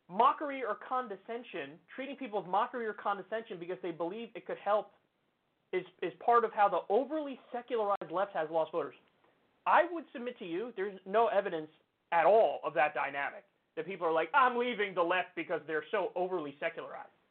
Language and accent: English; Texas, United States; I was born and raised in Texas. So I've seen it.